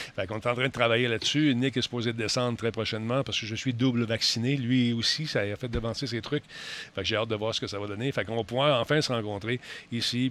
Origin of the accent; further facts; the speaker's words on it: Quebec, Canada; en tant que Québécois